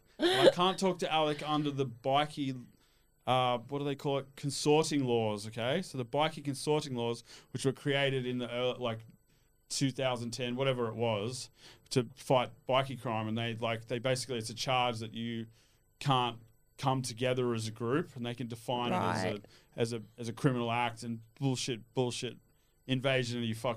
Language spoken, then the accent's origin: English; Australia; also born or lived in Switzerland; Yeah, I grew up in Australia, but I lived all over the world.